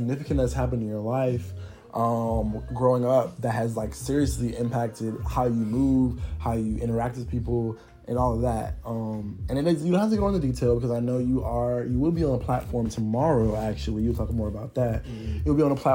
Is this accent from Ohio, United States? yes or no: no; Atlanta, Georgia, United States; I am from Atlanta, Georgia